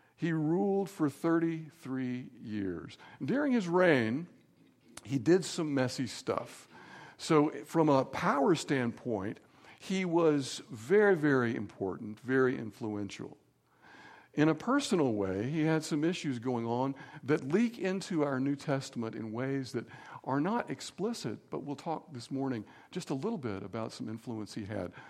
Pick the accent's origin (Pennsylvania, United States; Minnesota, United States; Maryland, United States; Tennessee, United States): Tennessee, United States; Signal Mountain; where I was growing up on Signal Mountain